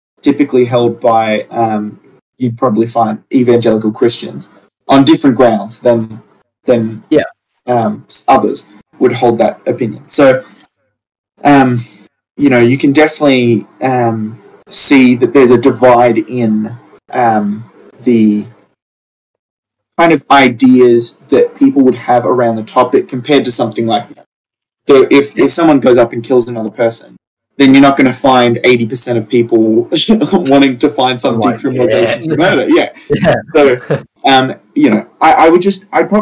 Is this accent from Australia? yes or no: yes; Australia